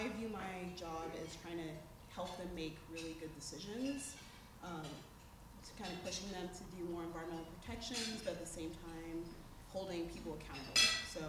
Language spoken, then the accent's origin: English; Maryland, United States; moved away as an adult; now in Portland, United States; I'm originally from Maryland, East Coaster transplant. I've been living in Portland now for 9 years